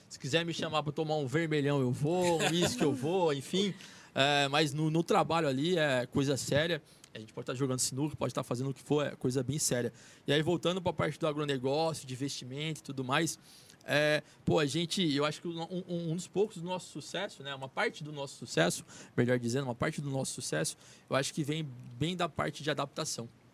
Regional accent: São José do Rio Preto, São Paulo, Brazil; now in São Paulo, Brazil; E a gente é de São José do Rio Preto

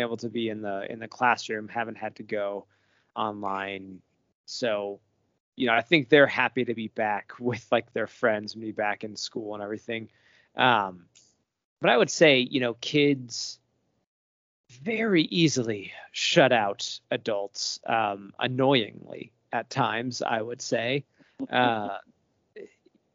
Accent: Arizona, United States; also born or lived in Virginia; now in Colorado, United States; I'm from Arizona originally

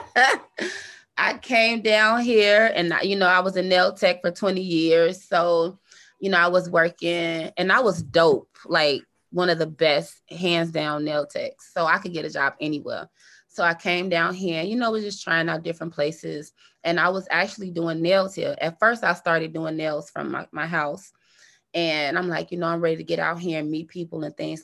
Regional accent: Chicago, Illinois, United States; moved away as an adult; now in Frisco, United States; South side of Chicago

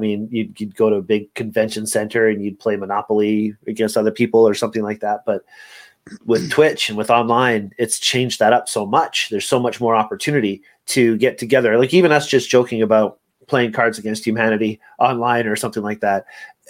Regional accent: Montreal, Quebec, Canada; born there; I was born in Montreal, and it's a French name, and we were playing a lot of games when I was younger because that's what we did.

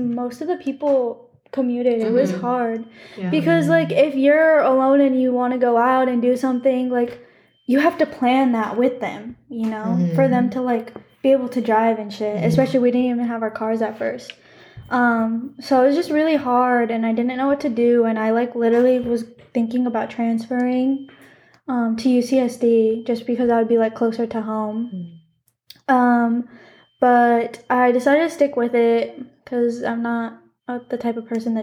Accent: Arizona, United States; moved away as an adult; now in California, United States; technically, I'm from Arizona

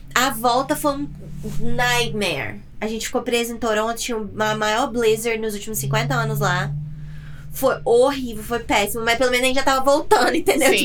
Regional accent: Muriaé, Minas Gerais, Brazil; also born or lived in Itaperuna, Rio de Janeiro; now in United States; eu sou mineira

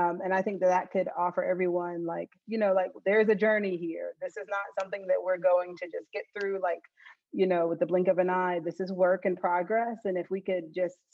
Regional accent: Pelzer, South Carolina, United States; I grew up in the countryside of Pelzer, South Carolina

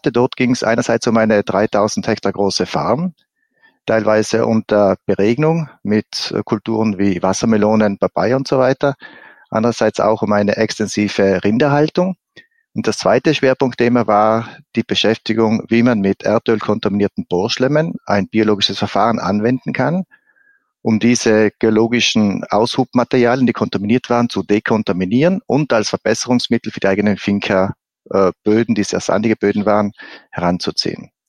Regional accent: Trentino-Alto Adige, Italy; Also zuerst, ich bin äh, gebürtiger Südtiroler, habe in Südtirol ein Abi gemacht in einer Fachschule für äh, Obst- und Weinbau.

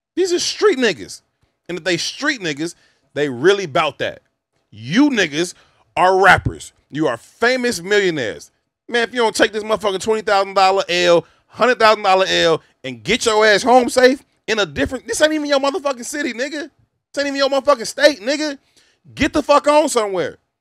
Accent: Chicago, Illinois, United States; I'm not from Oblock. It's five minutes from my crib

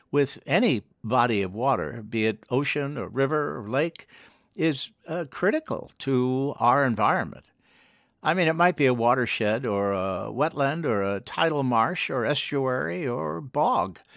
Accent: Washington, District of Columbia, United States; I grew up actually in Washington

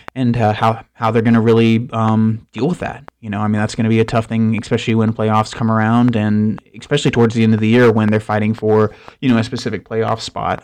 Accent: Tallahassee, Florida, United States; I was born in Tallahassee as well

